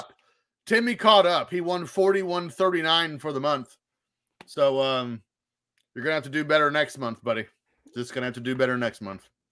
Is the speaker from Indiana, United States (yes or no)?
yes; Indiana, United States; where I grew up in Indiana